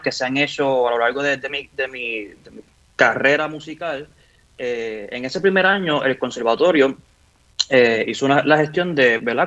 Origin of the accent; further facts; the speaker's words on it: Ponce, Puerto Rico; yo soy un niño crecido en el barrio Bélgica de Ponce, nací allí en Ponce, orgulloso ponceño